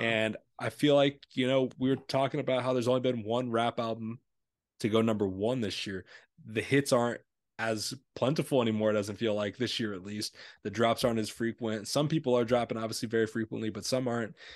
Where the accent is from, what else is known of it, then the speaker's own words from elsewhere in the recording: Illinois, United States; we're from Illinois